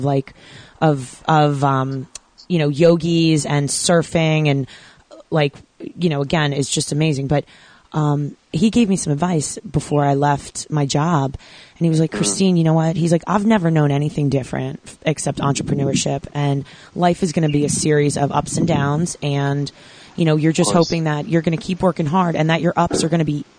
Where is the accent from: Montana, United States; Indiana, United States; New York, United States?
New York, United States; I'm a New Yorker through and through